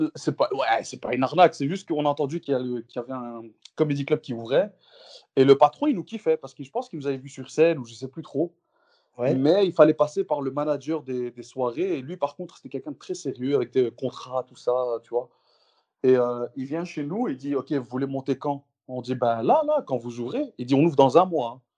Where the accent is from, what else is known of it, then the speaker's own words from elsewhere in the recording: Brussels, Brussels-Capital Region, Belgium; chez nous, à Bruxelles